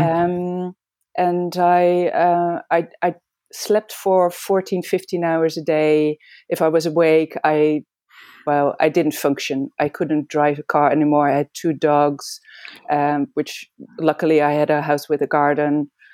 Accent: Amsterdam, North Holland, Netherlands; moved away as an adult; also born or lived in Belgium / England; I was born and raised in Amsterdam, in the Netherlands

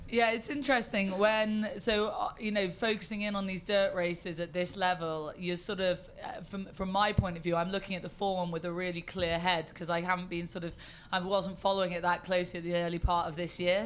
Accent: United Kingdom; accent: terribly British; I am terribly British.

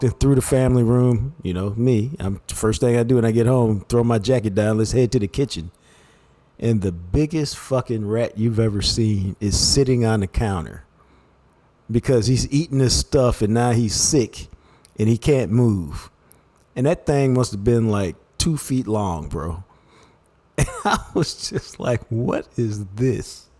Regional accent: Dallas, Texas, United States; My house in Oak Cliff was a great house growing up on Windchine

